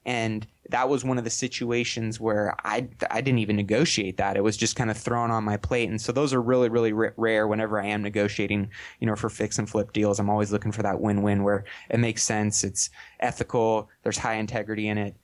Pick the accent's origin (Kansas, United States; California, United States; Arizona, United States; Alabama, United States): California, United States; Sacramento; I'm from Sacramento, California, and born and raised here